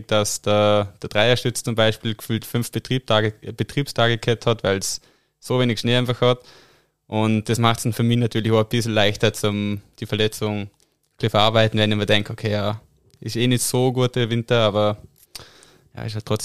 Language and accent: German; Dornbirn, Vorarlberg, Austria; Hm, also der Hausberg ist Bödele, das ist so ein kleiner Berg mit zwei Lifter